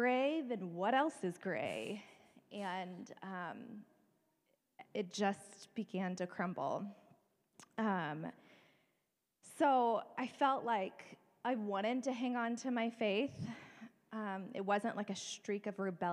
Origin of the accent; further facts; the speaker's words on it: Bible Belt, the South, United States; moved away; I grew up in the South in the Bible Belt